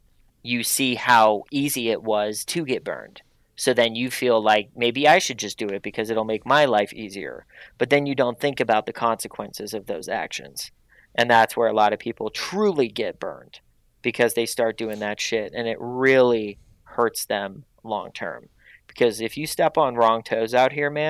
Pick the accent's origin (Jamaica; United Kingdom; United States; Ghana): United States; Pittsburgh, Pennsylvania; now in Los Angeles, United States; I'm from Pittsburgh. I'm from a blue collar town